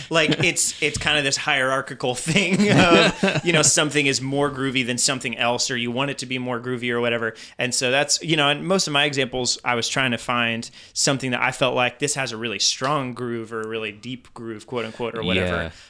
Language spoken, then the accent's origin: English; France; Yeah, growing up in, growing up in France, and I went to a very international church